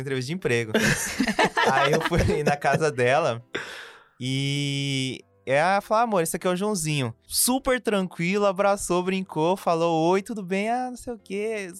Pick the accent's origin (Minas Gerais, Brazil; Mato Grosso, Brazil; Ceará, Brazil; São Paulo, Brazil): Mato Grosso, Brazil; Cuiabá; sou cuiabano desde que eu nasci.